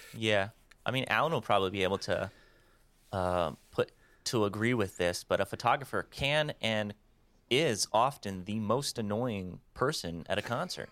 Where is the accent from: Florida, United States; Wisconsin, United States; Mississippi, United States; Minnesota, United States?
Wisconsin, United States; I'm from Wisconsin